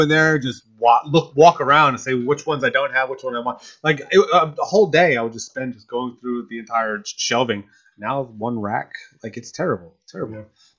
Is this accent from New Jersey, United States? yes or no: yes; Atlantic City, New Jersey, United States; moved away; Yeah, I'm from Atlantic City, New Jersey. Atlantic City High.